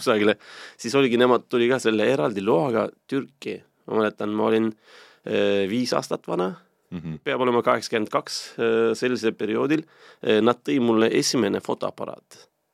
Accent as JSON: {"language": "Estonian", "country": "Turkey", "tie": "born or raised there", "also_born_or_lived": "Istanbul, Turkey", "second_language": "Estonian", "moved": "as an adult", "lives_now": "Estonia", "said": "mina kasvasin selle Musta mere äärest äh, Istanbulis kolmsada kilti kaugel ühes linnas"}